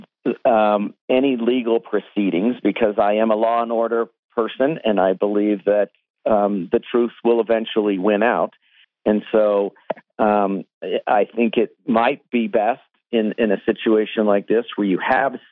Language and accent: English; Colorado Springs, Colorado, United States; Colorado Springs is my hometown. It's where I grew up.